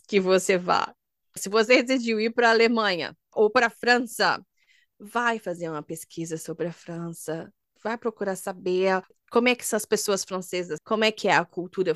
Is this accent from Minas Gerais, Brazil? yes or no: yes; Minas Gerais, Brazil; moved away as an adult; also born or lived in Germany; eu sou de Minas